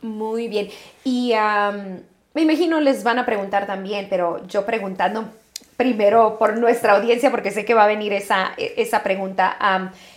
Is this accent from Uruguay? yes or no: no; Mexico; moved away as an adult; now in United States; yo me vine a los 18 años de México a Estados Unidos a estudiar